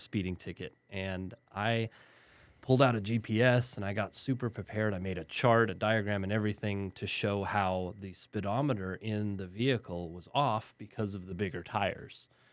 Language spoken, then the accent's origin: English; El Paso, Texas, United States; moved away; also born or lived in Germany / Southern New Mexico / San Antonio; I grew up in West Texas in El Paso